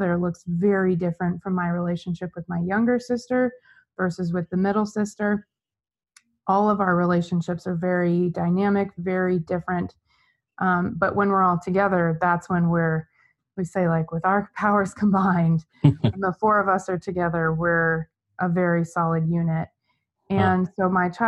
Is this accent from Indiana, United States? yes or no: no; Gilbert, Arizona, United States; also born or lived in Los Angeles; I was born and raised in Gilbert, Arizona. I've spent my entire life here